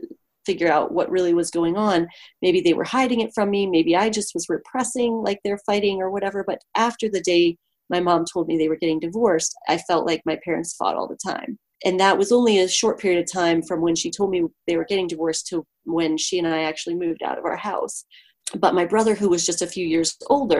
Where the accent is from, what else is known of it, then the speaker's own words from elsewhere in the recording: Ohio, United States; moved away as an adult; also born or lived in Colorado / California; I grew up in Ohio and there's great trees there.